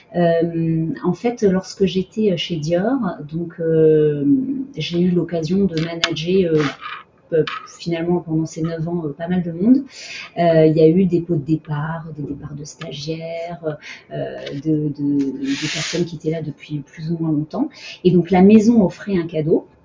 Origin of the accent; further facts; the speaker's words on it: Montpellier, Occitania, France; also born or lived in Abidjan, Côte d'Ivoire; donc après l'Afrique, j'ai grandi en province à Montpellier.